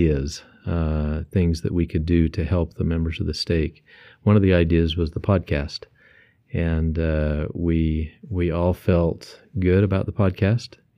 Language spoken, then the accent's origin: English; Beaver, Utah, United States; now in Nampa, United States; I'm from Beaver, Utah